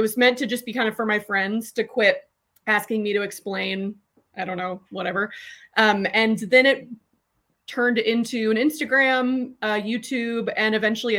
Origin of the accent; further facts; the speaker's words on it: Austin, Texas, United States; also born or lived in North Carolina; I grew up in Austin.